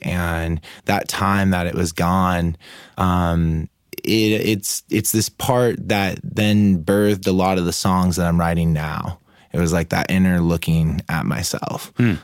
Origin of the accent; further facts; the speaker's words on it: Oceanside, California, United States; also born or lived in Mammoth Mountain; born and raised in Oceanside.